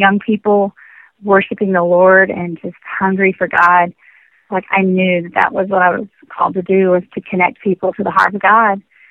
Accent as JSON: {"language": "English", "area": "Dallas-Fort Worth area", "region": "Texas", "country": "United States", "tie": "born or raised there", "said": "I grew up in church in the Dallas-Fort Worth area"}